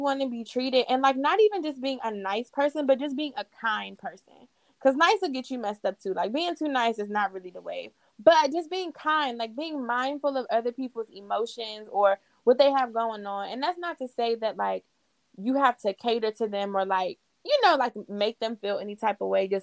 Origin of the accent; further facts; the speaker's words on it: Waldorf, Maryland, United States; moved away as an adult; now in Charlotte, United States; I grew up in Waldorf with Rashad.